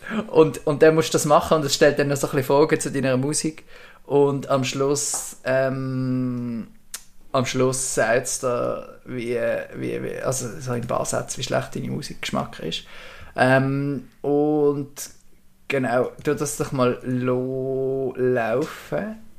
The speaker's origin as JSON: {"language": "German", "town": "Bubendorf", "region": "Basel-Landschaft", "country": "Switzerland", "tie": "born or raised there", "said": "wir sind in einer Siedlung aufgewachsen in Bubendorf"}